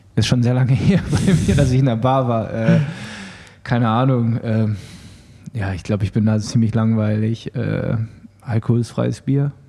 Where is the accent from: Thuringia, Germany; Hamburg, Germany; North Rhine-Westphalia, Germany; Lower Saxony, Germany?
North Rhine-Westphalia, Germany; Düsseldorf; Ich bin Düsseldorfer und wohne noch in Düsseldorf.